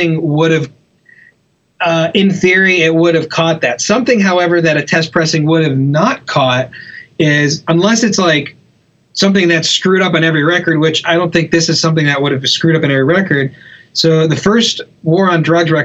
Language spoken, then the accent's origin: English; Charleston, South Carolina, United States; also born or lived in Hilton Head; I'm originally from Charleston. When I moved back to Charleston